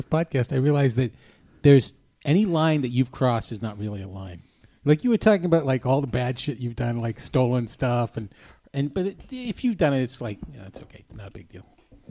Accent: New England, United States; I'm from New England

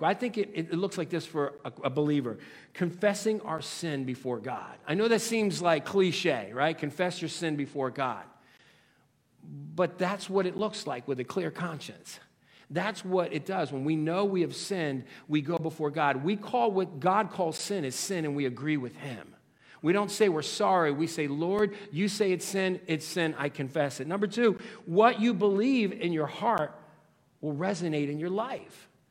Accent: United States

